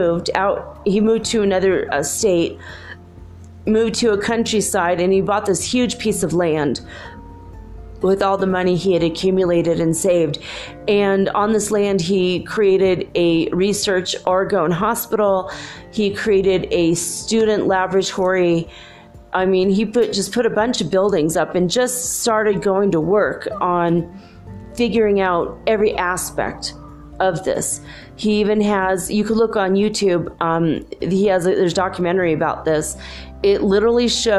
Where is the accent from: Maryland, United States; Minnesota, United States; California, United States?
Minnesota, United States; I grew up in Minnesota.